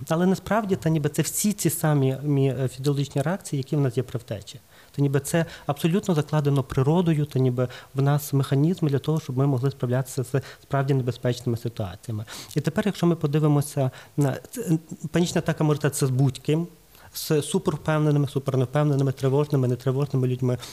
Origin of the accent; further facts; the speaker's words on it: Lviv, Lviv Oblast, Ukraine; я з Львова